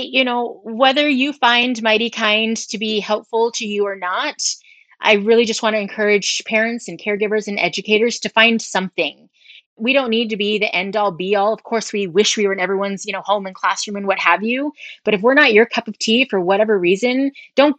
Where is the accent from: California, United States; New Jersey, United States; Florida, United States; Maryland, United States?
California, United States; San Mateo; moved away as an adult; also born or lived in Oakland, California; I was born and raised in San Mateo